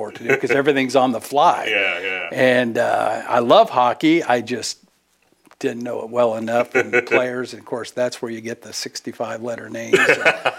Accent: Fremont, California, United States; moved away as an adult; also born or lived in Oakland, California / Shreveport / Minneapolis; now in Peoria, United States; I was born and raised in the Bay Area, born in Oakland. I lived most of my life in Fremont, California

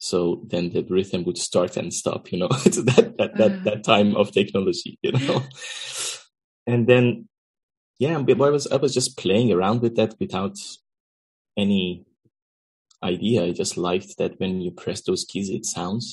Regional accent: Iran; moved away as an adult; also born or lived in Netherlands; now in Amsterdam, Netherlands; I'm originally from Iran, and I grew up there, and I came to Netherlands around 13 years ago

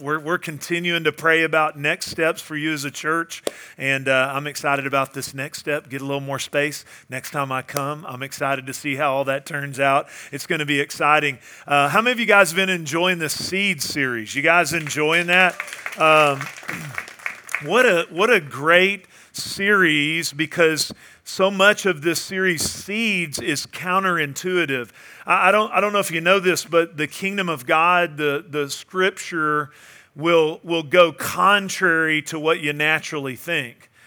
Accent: Northeast Texas, United States; moved away; I went back home to my hometown. I grew up in Northeast Texas.

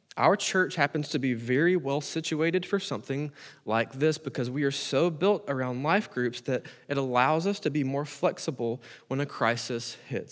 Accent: United States; As American Christians

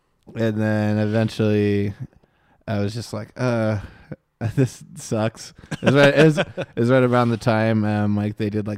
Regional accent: Moon Township, Pennsylvania, United States; born or raised there

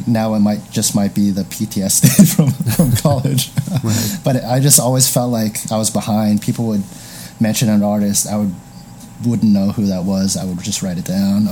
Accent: East Bay, San Francisco Bay Area, California, United States; moved away as an adult; also born or lived in Dublin, California / Pleasanton, California / Chicago; now in Los Angeles, United States; I grew up in the Bay Area

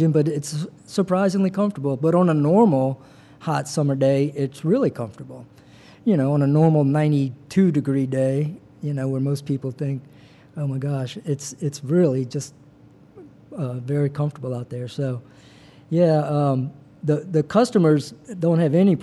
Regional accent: Covington, Louisiana, United States; also born or lived in New Orleans / Birmingham; now in Slidell, United States; I'm from Mid-City, and I grew up in Covington

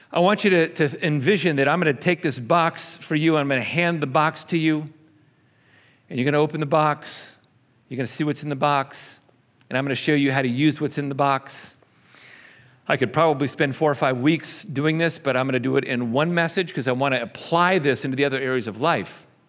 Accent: New York, United States; also born or lived in Texas; now in Bartlesville, United States; I was not born in Oklahoma, I was born in New York. Spent a lot of years in Texas

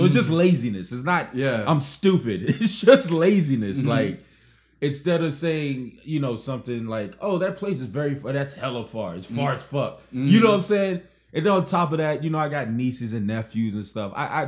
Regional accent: Miami, Florida, United States; Growing up in Miami

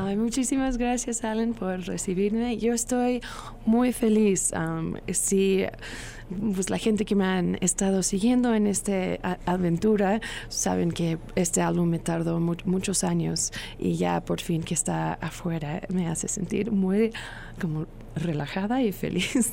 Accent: Long Beach, California, United States; Spanish is a second language; moved away as an adult; now in Mexico City, Mexico; Long Beach, California

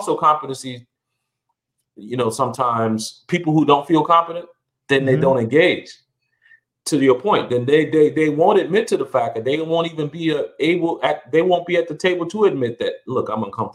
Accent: South Carolina, United States; when I was a kid growing up in South Carolina

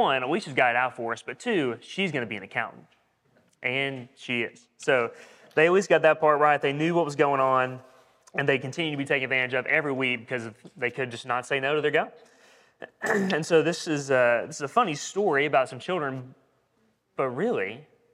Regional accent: Corbin, Kentucky, United States; moved away; I'm from Corbin, Kentucky.

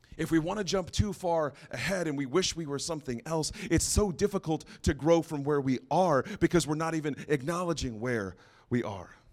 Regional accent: San Antonio, Texas, United States; also born or lived in Santa Fe, New Mexico; I was born in Santa Fe, New Mexico, lived in New Mexico until I was around nine or ten, and then we moved to San Antonio, Texas. So I did a lot of my growing and learning and a lot of my mistakes in Texas

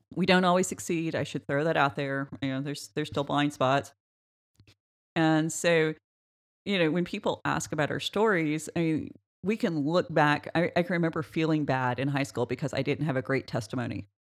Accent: Oklahoma, United States; small town Oklahoma, we grew up in a town of six hundred

